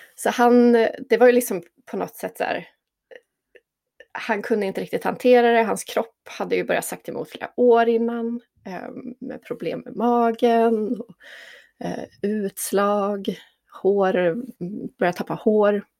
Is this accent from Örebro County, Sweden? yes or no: no; Jämtland, Sweden; also born or lived in Stockholm; now in Tändalen, Sweden; Jag är född och uppvuxen i Jämtland